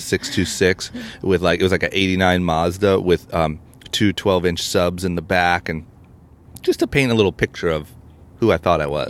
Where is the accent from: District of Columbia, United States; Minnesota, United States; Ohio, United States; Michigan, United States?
Ohio, United States; Akron; now in Los Angeles, United States; I'm from Akron, Ohio